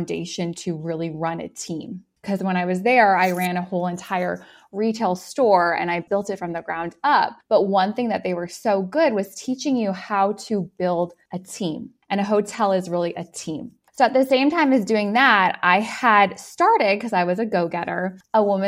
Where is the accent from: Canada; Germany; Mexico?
Canada; I'm from Canada